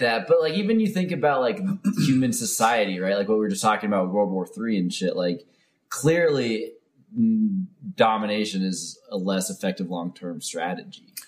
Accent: Ohio, United States; moved away; I grew up in Ohio

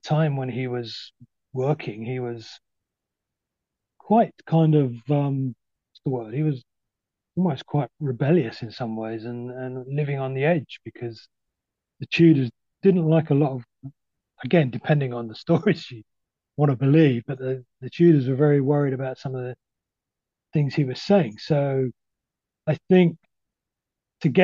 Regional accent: North East England, United Kingdom; I think I don't know this was because we came from Northumberland and we were.

